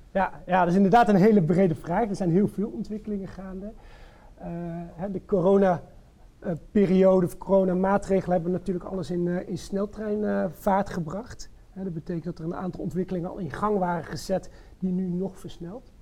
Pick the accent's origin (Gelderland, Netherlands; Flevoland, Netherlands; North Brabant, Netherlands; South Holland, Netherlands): North Brabant, Netherlands; moved away as an adult; now in Zwolle, Netherlands; geboren en getogen in Brabant, inmiddels 22 jaar woonachtig in Zwolle.